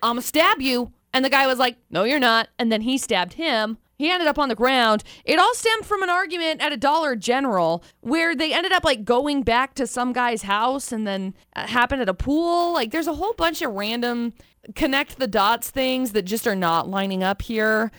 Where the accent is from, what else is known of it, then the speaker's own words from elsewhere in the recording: Brigham City, Utah, United States; I was growing up in Brigham City